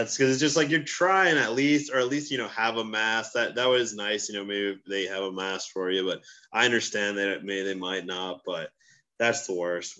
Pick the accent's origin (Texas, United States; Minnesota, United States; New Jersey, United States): New Jersey, United States; also born or lived in Oklahoma; now in New York City, United States; I grew up in Jersey my entire life.